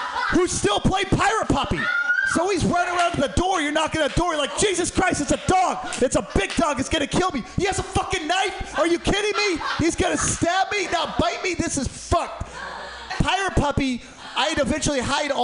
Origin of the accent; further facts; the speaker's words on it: Portland, United States; I grew up poor in Portland